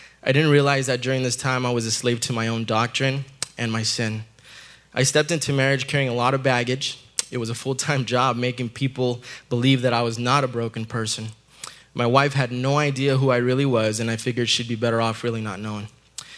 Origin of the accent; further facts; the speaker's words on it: El Paso, Texas, United States; I was born in El Paso, Texas